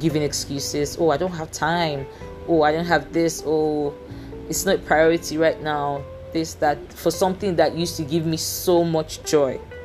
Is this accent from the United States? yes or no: no; Nigeria; accent: Nigerian English; I am a Nigerian. I I have a degree in English. I am confident in the fact that to a very good extent my English is good. I just speak a different variation of English language, which is the Nigerian English language